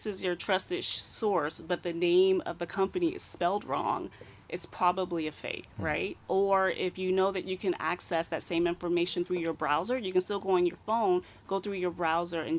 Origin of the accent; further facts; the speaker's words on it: United States; moved away; I'm from the States